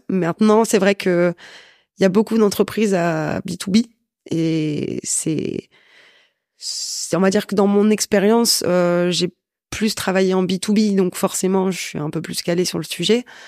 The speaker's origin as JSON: {"language": "French", "town": "Valenciennes", "region": "Hauts-de-France", "country": "France", "said": "je viens de Valenciennes, donc c'est encore plus petit"}